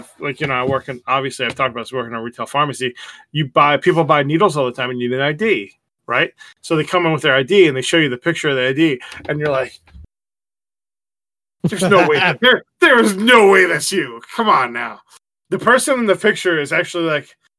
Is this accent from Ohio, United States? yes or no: no; New York, United States; moved away as an adult; now in Southern United States; I'm a Yankee